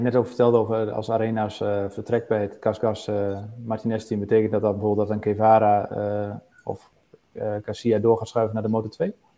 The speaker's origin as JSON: {"language": "Dutch", "country": "Netherlands", "said": "wij als Nederlanders"}